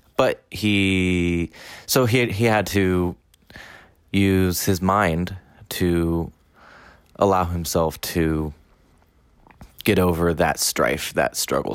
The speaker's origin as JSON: {"language": "English", "town": "Washington", "region": "District of Columbia", "country": "United States", "moved": "yes", "lives_now": "Taiwan", "said": "I am from Washington, D.C., in the United States, and have been living in Taiwan for two and a half years."}